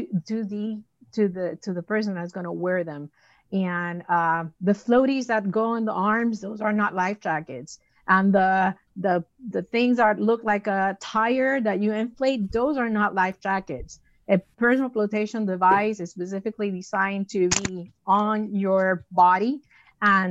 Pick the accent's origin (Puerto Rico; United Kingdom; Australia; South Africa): Puerto Rico; moved away; my hometown of Puerto Rico